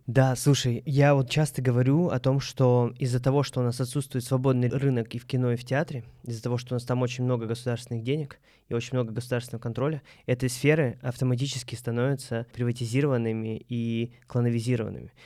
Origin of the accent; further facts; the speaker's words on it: Moscow, Russia; Мы, москвич